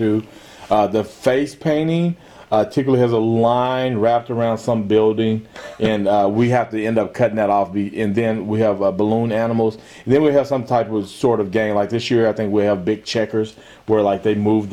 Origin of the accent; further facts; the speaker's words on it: Guthrie, Oklahoma, United States; I grew up in Guthrie